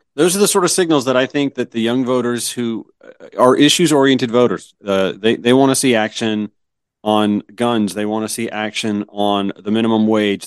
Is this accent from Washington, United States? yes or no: no; Georgia, United States; moved away as an adult; also born or lived in Myrtle Beach, South Carolina; I grew up in Georgia